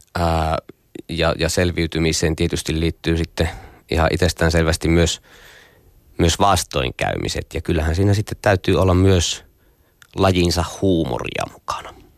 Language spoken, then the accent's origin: Finnish; Nilsiä, North Savo, Finland; mä oon pieneltä kylältä Jumalan selän takkaa kotoisin